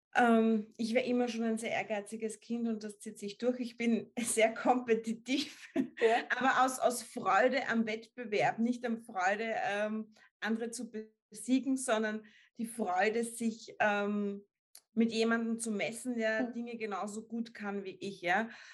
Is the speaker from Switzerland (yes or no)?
no; Upper Austria, Austria; ich komme aus Oberösterreich, da sind wir alle im Sommer am Fließband gestanden